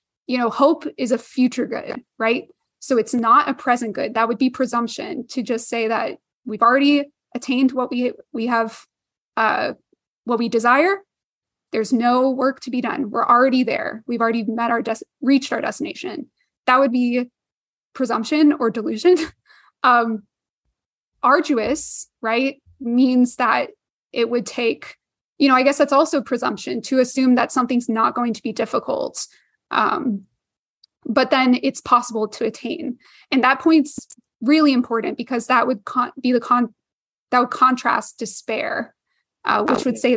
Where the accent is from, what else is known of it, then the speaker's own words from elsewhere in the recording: Houston, Texas, United States; I grew up near NASA in Houston